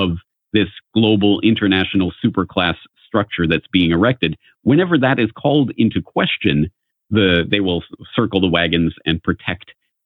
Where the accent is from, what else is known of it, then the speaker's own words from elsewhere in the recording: Canada; from my own upbringing, being a Canadian, I was always steeped in essentially propaganda